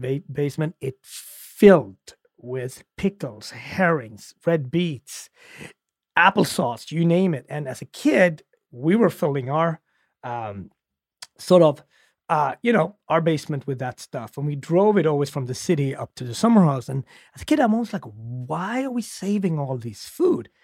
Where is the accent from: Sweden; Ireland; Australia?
Sweden; I grew up in Sweden during the Soviet Union